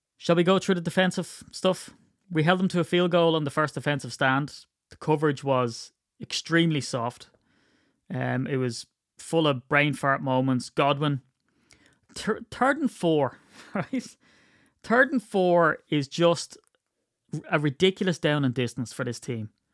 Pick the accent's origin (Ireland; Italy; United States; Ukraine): Ireland; I'm Irish